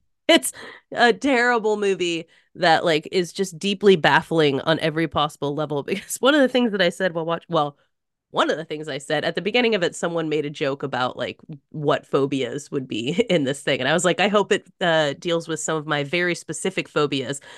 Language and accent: English; United States; just as an American